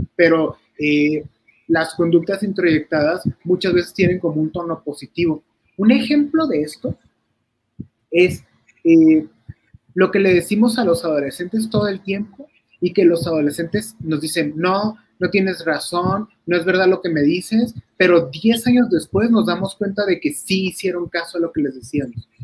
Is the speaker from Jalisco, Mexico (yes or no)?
no; La Paz, Baja California Sur, Mexico; moved away; Yo soy de La Paz, Baja California